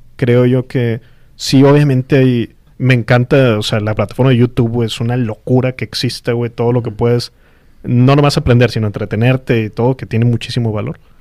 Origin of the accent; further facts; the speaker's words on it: Mexico; somos mexicanos